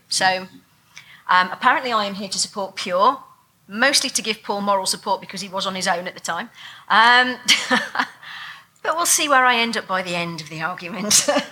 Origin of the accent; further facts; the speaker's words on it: England, United Kingdom; being English and not having a gun culture